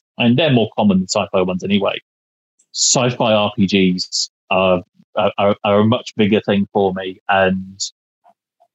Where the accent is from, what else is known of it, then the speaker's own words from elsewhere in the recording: United Kingdom; I'm British. We master understatement.